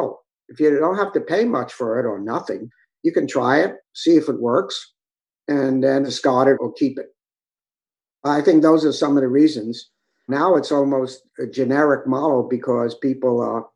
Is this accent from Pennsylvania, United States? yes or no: no; New York, United States; also born or lived in Southern California; Born and raised in New York